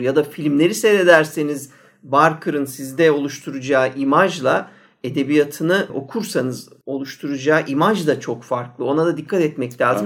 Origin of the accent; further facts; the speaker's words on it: Ankara, Turkey; ben baya üç nesil Ankaralıyım yani göbeğinden geliyorum